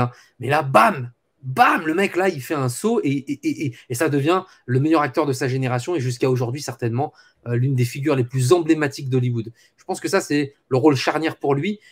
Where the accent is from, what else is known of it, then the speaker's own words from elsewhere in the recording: France; chez nous en France